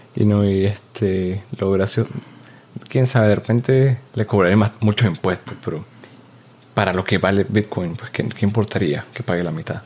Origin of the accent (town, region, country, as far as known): Venezuela; moved away